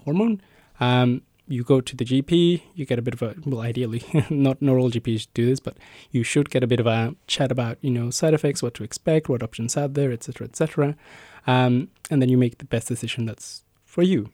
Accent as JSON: {"language": "English", "country": "Mexico", "tie": "born or raised there", "moved": "as an adult", "lives_now": "Melbourne, Australia", "said": "I was born and raised in Mexico and moved to Australia about ten years ago now"}